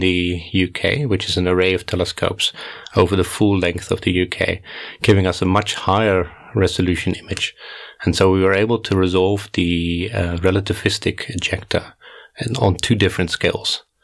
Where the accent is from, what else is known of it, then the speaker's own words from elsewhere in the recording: Netherlands; moved away as an adult; also born or lived in South Africa; now in Cape Town, South Africa; So I grew up in the Netherlands, did my first degree in the University of Groningen